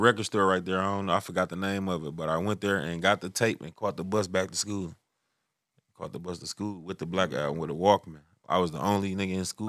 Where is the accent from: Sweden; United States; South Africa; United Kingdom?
United States; Detroit, Michigan; I'm from Six Mile